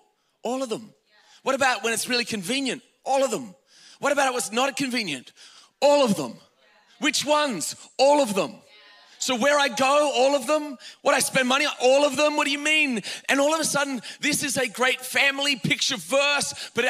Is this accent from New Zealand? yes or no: no; Australia; now in United States; I'm Australian